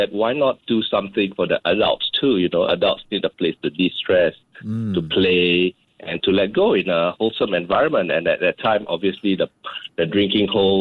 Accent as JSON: {"language": "English", "country": "Indonesia", "tie": "born or raised there", "moved": "yes", "lives_now": "Singapore", "said": "growing up in Indonesia at that time"}